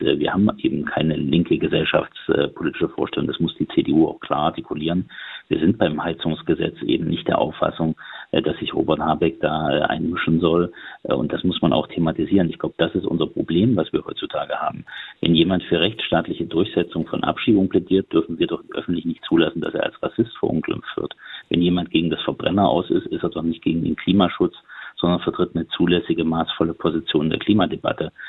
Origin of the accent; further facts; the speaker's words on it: Thuringia, Germany; mein Heimatland